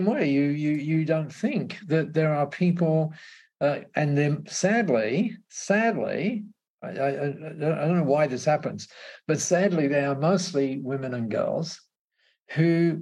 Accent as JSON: {"language": "English", "country": "Australia", "said": "I was regarded as an Aussie bloke"}